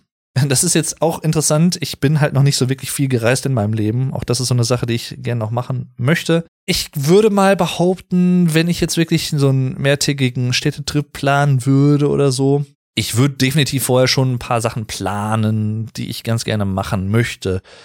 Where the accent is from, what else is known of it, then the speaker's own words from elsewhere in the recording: Sauerland, North Rhine-Westphalia, Germany; Ich komme ja aus dem Sauerland, ich bin gebürtiger Sauerländer